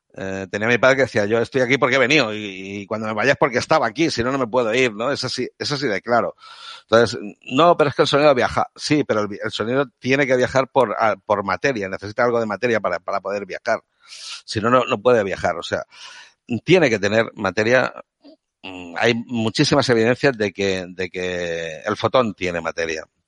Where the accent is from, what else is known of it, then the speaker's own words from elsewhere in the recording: Catalonia, Spain; soy un catalán de Córdoba porque vengo de, provengo de una familia andaluza, pero yo he nacido en Cataluña y me siento catalán, parlo catalán